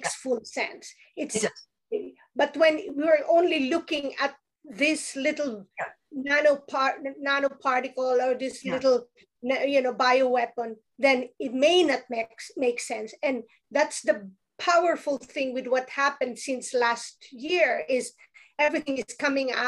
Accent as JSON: {"language": "English", "country": "Philippines", "tie": "born or raised there", "moved": "yes", "said": "I grew up in the Philippines where we use indigenous ways"}